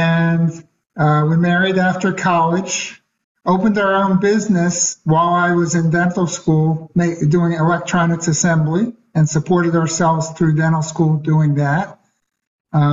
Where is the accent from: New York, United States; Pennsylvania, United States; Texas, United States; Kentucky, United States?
Pennsylvania, United States; Philadelphia; I'm Philadelphia born and raised.